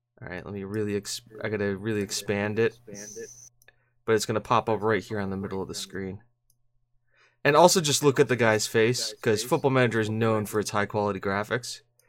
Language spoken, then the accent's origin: English; United States; I say that I'm from America, and they're like, well, you're fluent in Spanish. I'm like, how am I fluent in Spanish? Just because I'm from America?